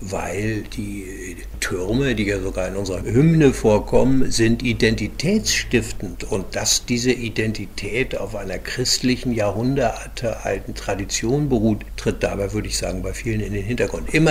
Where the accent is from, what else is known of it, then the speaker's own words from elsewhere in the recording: Hamburg, Germany; musste dann über Jahre lernen als Hamburger Jung, der so lange im Rathaus war und so viele Kämpfe bestanden hat.